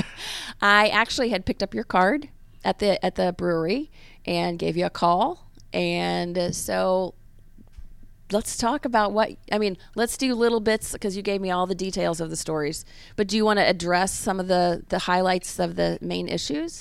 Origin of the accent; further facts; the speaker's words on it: Memphis, Tennessee, United States; now in Atlanta, United States; I am from Memphis